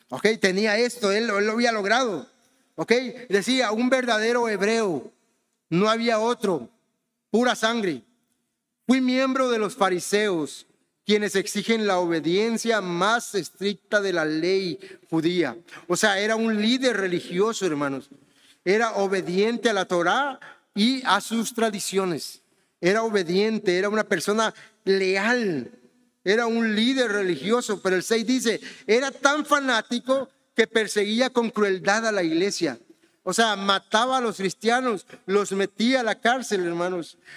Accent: Honduras; born there; also born or lived in Mexico; yo soy mexicano, pero ¿saben qué? Yo nací en Honduras, o sea que no soy mexicano de pura cepa. No tengo sangre mexicana, no, no tengo sangre mexicana, tengo sangre hondureña porque nací allá

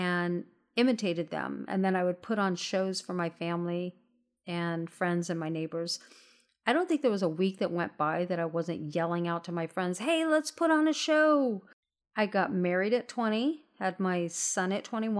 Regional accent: Southern California, United States; I'm born and raised in Southern California

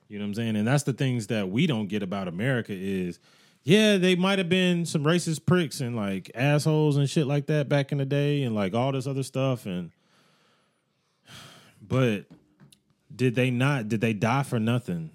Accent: United States

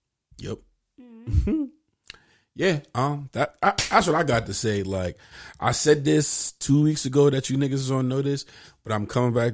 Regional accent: Bronx, New York, United States; Oh, fuck out of here. I'm from Gun Hill, pussy.

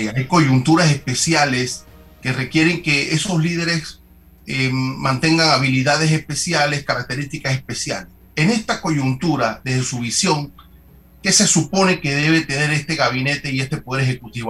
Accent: La Villa de Los Santos, Los Santos, Panama; mi pueblo, la Villa de los Santos

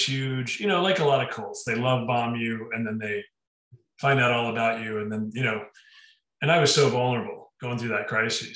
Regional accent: Denver, Colorado, United States; moved away as an adult; also born or lived in Boulder / Hawaii; we grew up in the same part of town

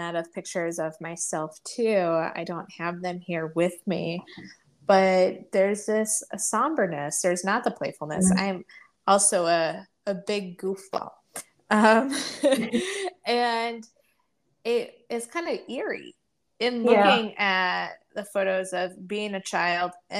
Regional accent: Indiana, United States; now in Adirondack Mountains, United States; where are you from originally? And I say Indiana

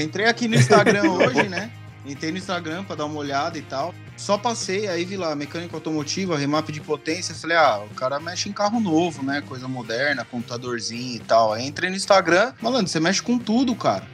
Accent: São Paulo, Brazil; now in California, United States; eu sou de Pirituba, mas tô na Califórnia

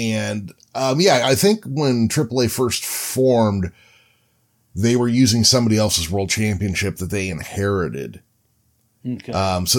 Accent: California, United States; as a Californian

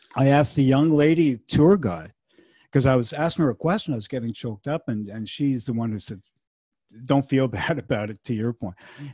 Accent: Montreal, Quebec, Canada; first language French; English is a second language; also born or lived in Verdun; We were born and raised in Montreal. We're Montreal kids, and we went to English school.

